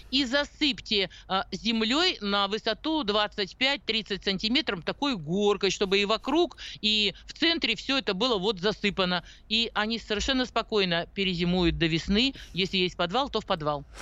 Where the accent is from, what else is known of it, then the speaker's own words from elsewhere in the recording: Urals, Russia; moved away; я наивная, девочка с Урала